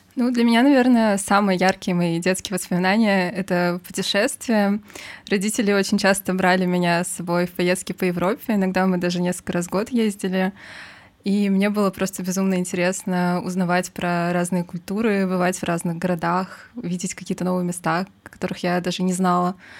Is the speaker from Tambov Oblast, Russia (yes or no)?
no; Saint Petersburg, Russia; moved away as an adult; now in Moscow, Russia; я родилась в Петербурге и прожила там, получается, до окончания учебы в институте